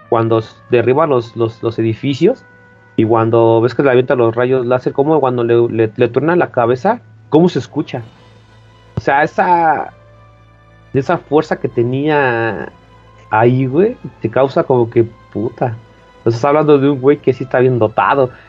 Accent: Mexico; Que yo, que, que tú lo ves plausible en un México actual, ¿no? Por si nosotros somos de México, ¿no? Y, o de Latinoamérica.

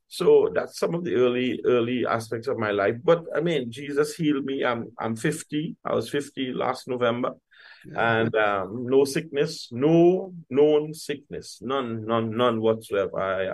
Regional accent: San Fernando, Trinidad & Tobago; I grew up in Duncan Village in San Fernando, just on the outskirts of San Fernando, southern city in Trinidad and Tobago. And we grew in a community, a mixed ethnic community, mixed religious community.

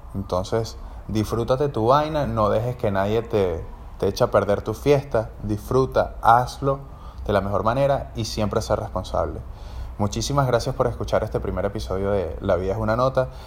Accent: Caracas, Capital District, Venezuela; moved away as an adult; also born or lived in Asunción, Paraguay; soy trompetista venezolano, soy de Caracas

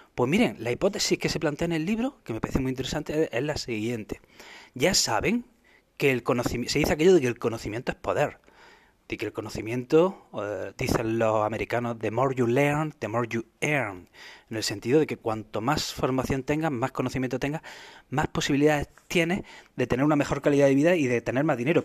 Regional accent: Spain

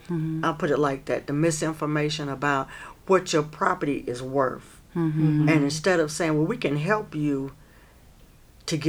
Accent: Asheville, North Carolina, United States; I was raised in Stumptown

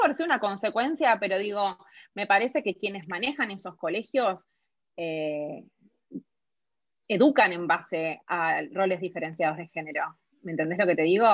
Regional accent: Argentina

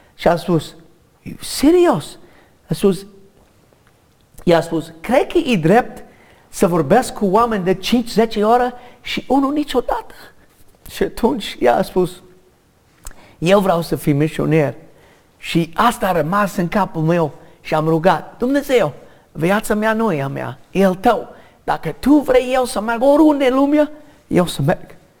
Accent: United States; Romanian is a second language; moved away; also born or lived in Romania; N-am cerut să fii născut în America. De fapt, am sânge de irlandez. Nu știu de ce am fost născut în America

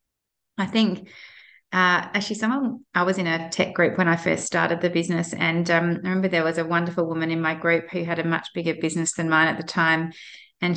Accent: Adelaide, South Australia, Australia; I'm from Adelaide

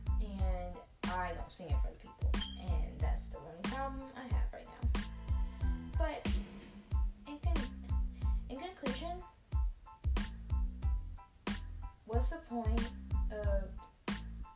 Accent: Billerica, Massachusetts, United States; I spent my whole life in Billerica

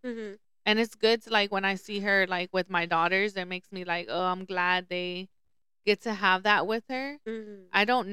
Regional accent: Lubbock, Texas, United States; also born or lived in Dallas; I grew up in Lubbock

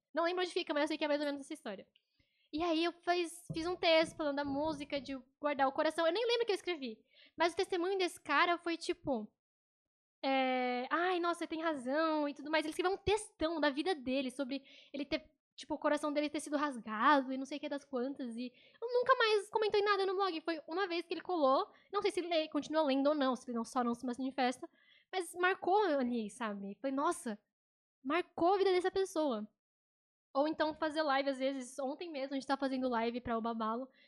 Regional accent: Brazil; also born or lived in Japan; eu sou brasileira por nacionalidade, eu nasci no Brasil, tenho influências japonesas por ter vivido lá

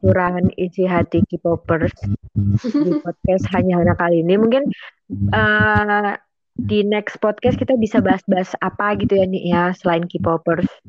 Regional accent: Indonesia; kami dari Indonesia dan tinggal di Indonesia

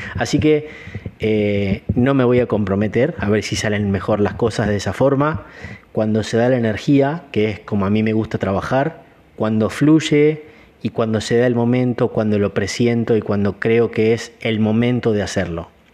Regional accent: Gualeguaychú, Entre Ríos, Argentina; also born or lived in Chicago; now in Córdoba, Argentina; Soy nacido en Gualeguaychú, provincia de Entre Ríos, en Argentina

